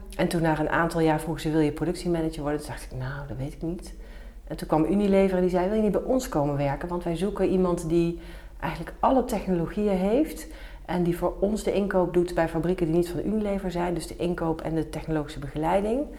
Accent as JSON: {"language": "Dutch", "town": "Nijmegen", "region": "Gelderland", "country": "Netherlands", "tie": "born or raised there", "moved": "yes", "lives_now": "Den Bosch, Netherlands", "said": "ik ben geboren in Nijmegen"}